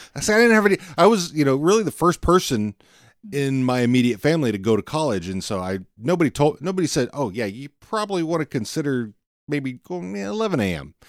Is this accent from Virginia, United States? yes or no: no; Fort Worth, Texas, United States; also born or lived in Pilot Point, Texas; I'm from Fort Worth originally